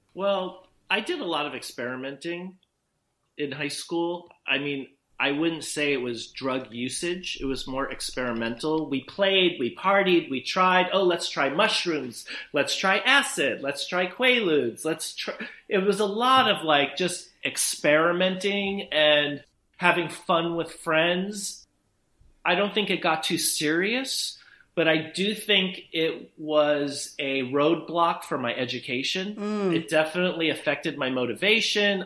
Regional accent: Beverly Hills, California, United States; born or raised there; also born or lived in New York City

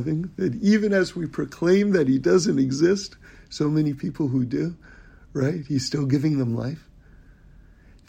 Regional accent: New York City, New York, United States; moved away; I grew up in New York City on 79th Street and Broadway

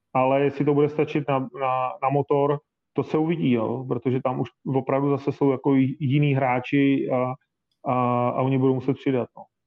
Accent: Prague, Czechia; jsem Pražák

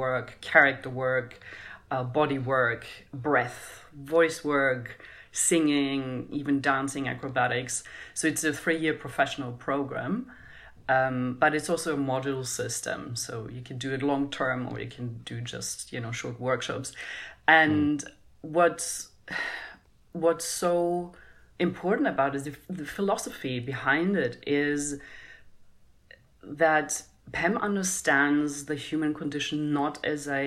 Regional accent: Germany; I grew up in Europe and in Germany

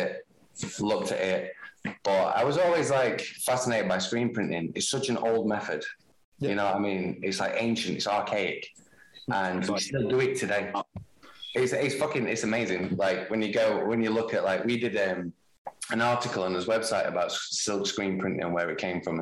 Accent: Sheffield, Yorkshire and the Humber, United Kingdom; moved away as an adult; also born or lived in Worksop; now in Helsinki, Finland; growing up in Sheffield

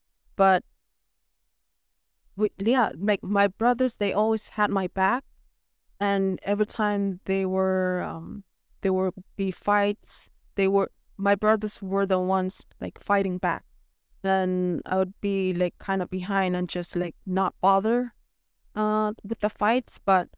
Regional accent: Nunavik, Quebec, Canada; I'm happy that I was born and raised in Nunavik.

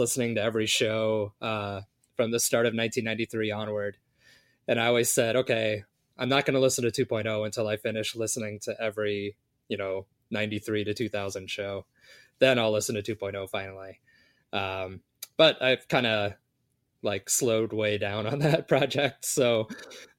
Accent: Chicago, Illinois, United States; I was growing up in Chicago

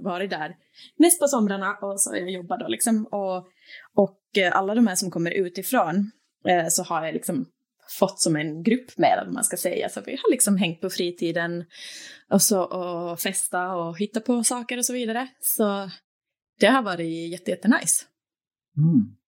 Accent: Turku, Southwest Finland, Finland; also born or lived in Åland / Sweden / Norway / Denmark; now in Copenhagen, Denmark; Åbo där jag är född och uppvuxen, alltså på Finland

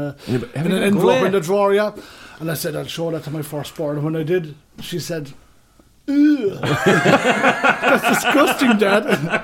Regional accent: Ballymacoda, Munster, Ireland; I'm from Ballyquinn, Ballymacoda, County Cork.

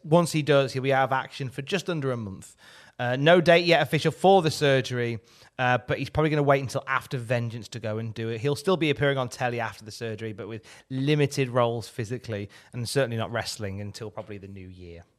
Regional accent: Blackpool, North West England, United Kingdom; strap matches were very popular when I was growing up in Blackpool.

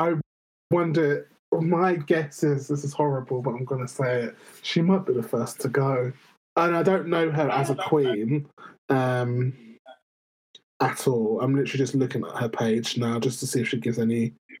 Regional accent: United Kingdom; even as a British person

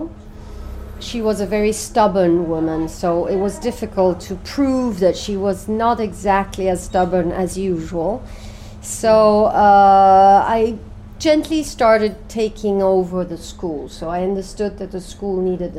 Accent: Sicily, Italy; moved away as an adult; I was born in Sicily, and I left when I was 18, saying I would never come back

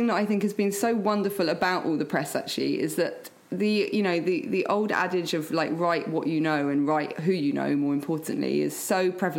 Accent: England, United Kingdom; moved away; growing up in England, I had a lot of Pakistani Muslim friends at primary school

